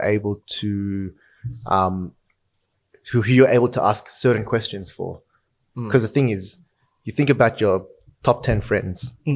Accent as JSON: {"language": "English", "country": "Australia", "tie": "born or raised there", "said": "I was born in Australia."}